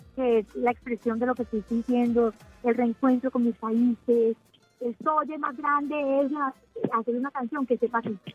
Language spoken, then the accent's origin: Spanish; Colombia; Colombia admira mucho a México y crecemos con esa influencia y con esa admiración